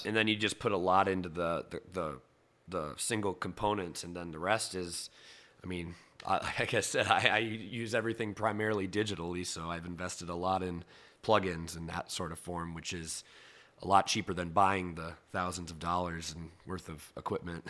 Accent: Cedar Rapids, Iowa, United States; moved away; growing up in Iowa

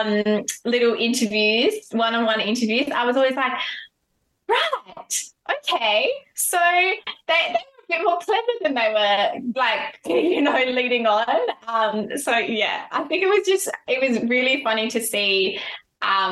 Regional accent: Adelaide, South Australia, Australia; we're both from Adelaide.

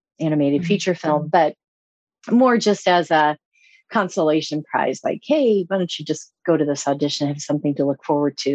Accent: Illinois, United States; Well, I grew up in Illinois

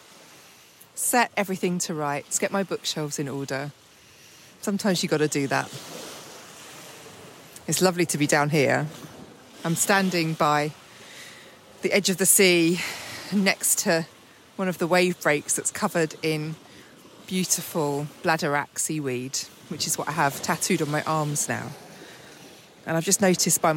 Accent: England, United Kingdom; I'm English, as you can well tell

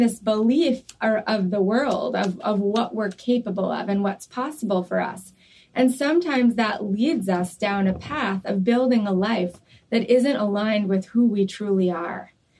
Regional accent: New York, United States; I grew up in New York.

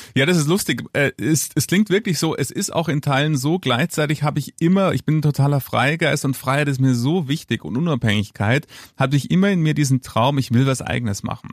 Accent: Munich, Bavaria, Germany; ich bin gebürtiger Münchner, rechts der Isar geboren

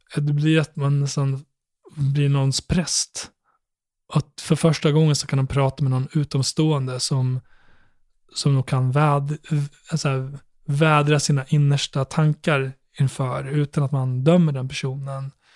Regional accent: Borlänge, Dalarna County, Sweden; när jag växte upp i Borlänge

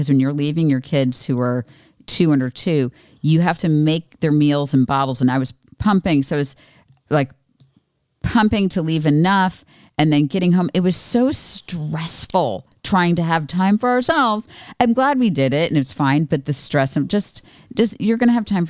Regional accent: Florida, United States; moved away; I was raised in Florida, but not, I mean, it's geographically South, but not where I, it was like just not very Southern

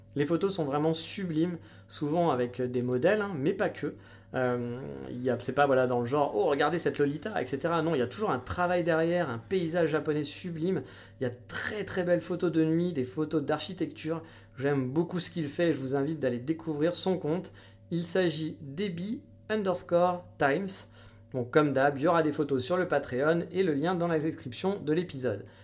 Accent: France; moved away; on était français

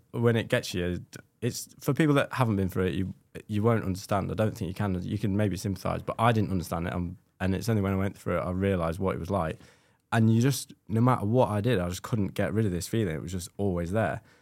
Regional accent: Scotland, United Kingdom; being Scottish

